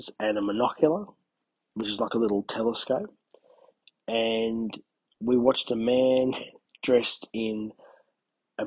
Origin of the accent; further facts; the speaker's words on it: Albury-Wodonga, New South Wales, Australia; my hometown, or within 10Ks of my hometown